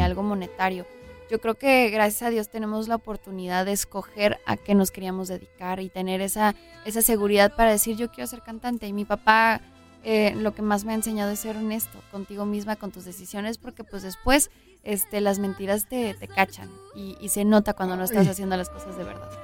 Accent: Los Angeles, California, United States; Yo nací en Los Ángeles, ahí está toda mi familia, ahí está pues todos mis amigos

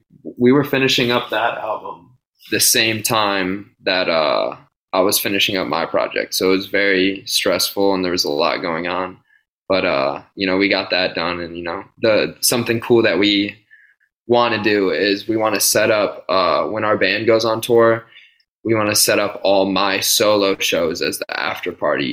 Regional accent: Pittsburgh, Pennsylvania, United States; Skate shop I grew up with in Pittsburgh, or that I worked at.

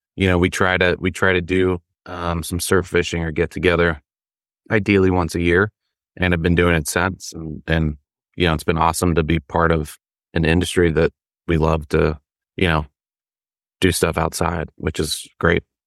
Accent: the Carolinas, United States; I grew up in the Carolinas as well

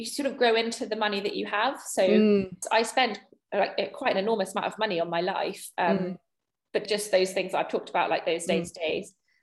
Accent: England, United Kingdom; as an English person

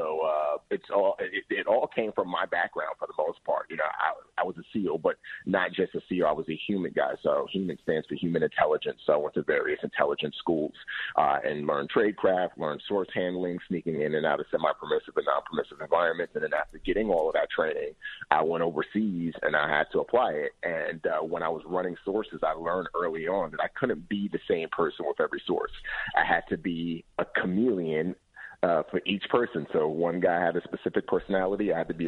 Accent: New York City, New York, United States; moved away as an adult; also born or lived in Nigeria; I grew up in the Bronx, so I was a product of my environment

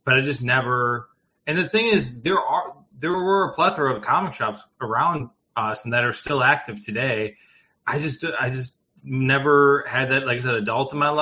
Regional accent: Chicago, Illinois, United States; I'm from originally Chicago South Suburbs, so roughly around the Chicago area.

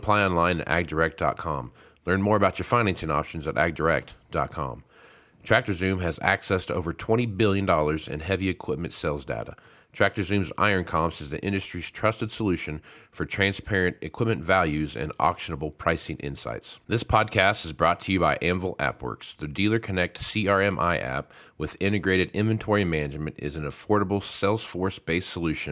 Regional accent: Wichita, Kansas, United States; I'm from Wichita, Kansas

